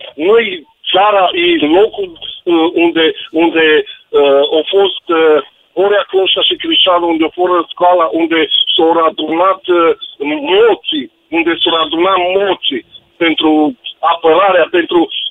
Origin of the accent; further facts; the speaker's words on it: Turda, Cluj County, Romania; sunt din Turda, județul Cluj.